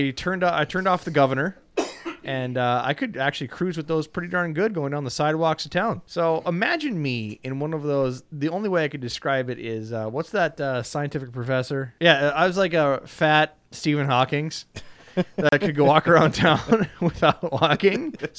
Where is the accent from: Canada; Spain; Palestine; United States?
Spain; English is a second language; I was raised in Spain, so I can speak Russian because we speak at home, but I actually don't know much about Russia history or culture since I went to school in Spain